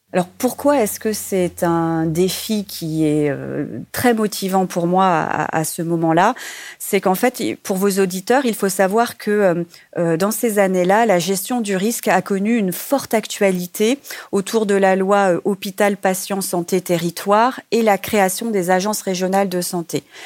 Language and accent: French; Réunion; moved away; mon île natale et de me rapprocher de ma famille puisque je suis originaire de l'île de la Réunion